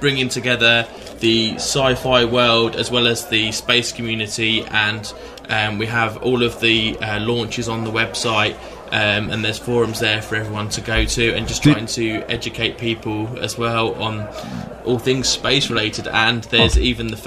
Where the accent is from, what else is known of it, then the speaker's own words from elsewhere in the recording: Hemel Hempstead, East of England, United Kingdom; from where I was originally born and raised in Hemel